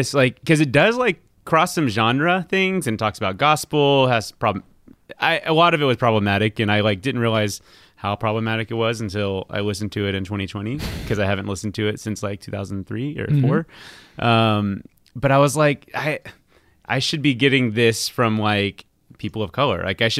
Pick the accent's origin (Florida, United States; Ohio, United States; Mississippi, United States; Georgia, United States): Georgia, United States; Stone Mountain; So that is my hometown.